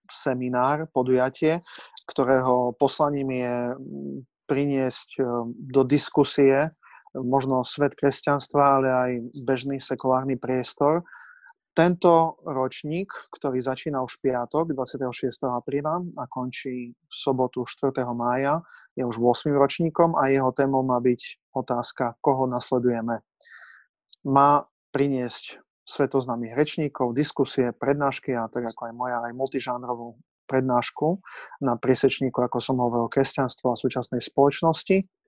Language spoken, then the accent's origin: Slovak; Kendice, Prešov Region, Slovakia; also born or lived in Washington, United States / Rome, Italy; now in Košice, Slovakia; som katolickým kňazom, to je asi najdôležitejšia informácia, akým som. Pôsobím v Košiciach, pochádzam z Kendic a po štúdiách teológie v Košiciach, základnej, základnej teológie, som odišiel do Washingtonu na licenciát